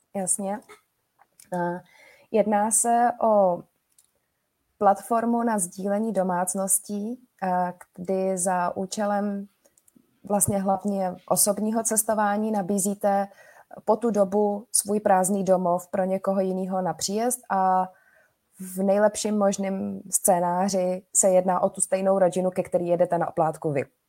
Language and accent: Czech; Prague, Czechia; jsme z Prahy